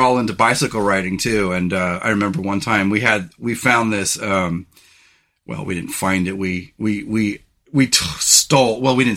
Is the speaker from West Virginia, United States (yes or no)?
no; California, United States; moved away as an adult; also born or lived in Salt Lake City, Utah; growing up in California